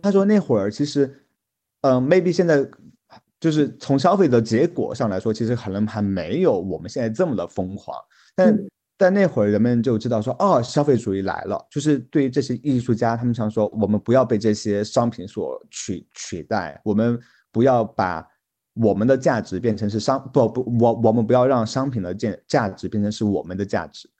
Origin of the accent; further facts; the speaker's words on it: China; 我们作为中国人